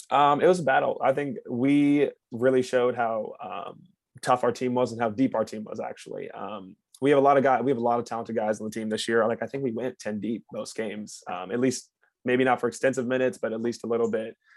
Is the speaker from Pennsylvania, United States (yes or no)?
no; Carmel, Indiana, United States; I'm from Carmel, Indiana, and then I played at University